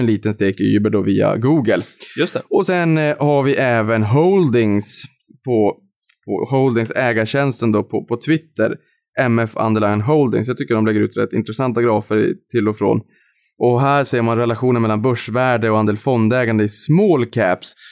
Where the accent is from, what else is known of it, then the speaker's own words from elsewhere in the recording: Norrland, Sweden; jag är norrlänning